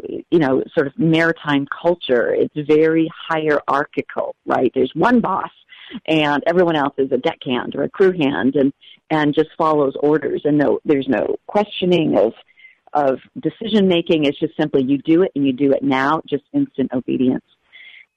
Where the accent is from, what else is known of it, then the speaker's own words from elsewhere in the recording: New Hampshire, United States; moved away as an adult; also born or lived in Ohio; now in Alaska, United States; I grew up in New Hampshire